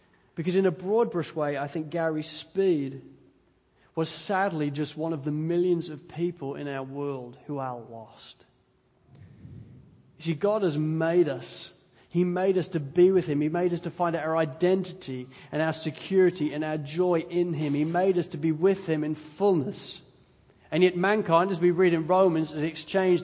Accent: England, United Kingdom; moved away; also born or lived in Wales; I'm English

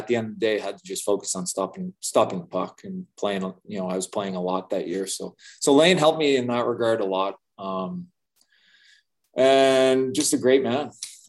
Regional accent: Manitoba, Canada; Yeah, so I think I came from Manitoba where we had a ton of leaders.

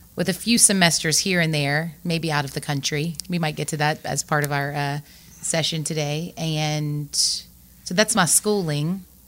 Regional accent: Lafayette, Louisiana, United States; I grew up in Lafayette

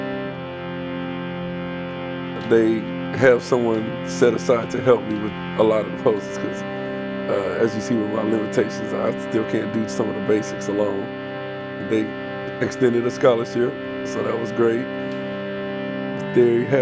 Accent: East Palo Alto, California, United States; moved away; also born or lived in Southern Oregon University; I grew up in East Palo Alto, California, which is a pretty rough neighborhood

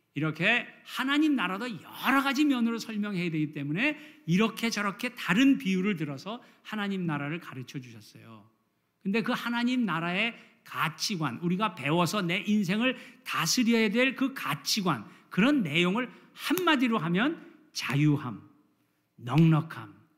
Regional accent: South Korea; now in United States; 우리 한국에서 자란 사람들은

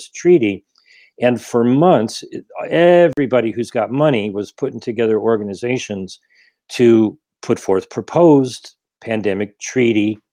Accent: Ohio, United States; also born or lived in Rhode Island; now in Glendale, United States; I currently live in Glendale, and I grew up in Ohio, moved to Rhode Island, came out here in 96

